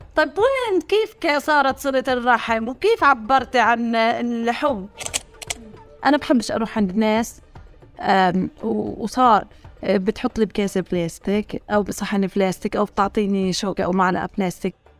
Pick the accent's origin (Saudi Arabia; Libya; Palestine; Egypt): Palestine; Hebron, Hebron Governorate; accent: Hebronite; also born or lived in Jerusalem / Italy; ولدت في الخليل سنة 1982